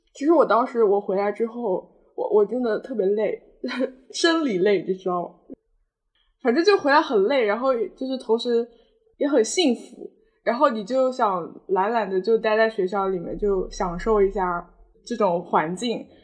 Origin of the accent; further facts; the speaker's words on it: Nantong, Jiangsu, China; 南通是我的家乡嘛，毕竟